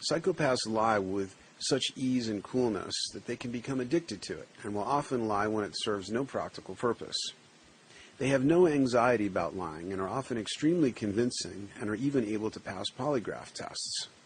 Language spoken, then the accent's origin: English; New York City, New York, United States; On the block I grew up on in the Bronx.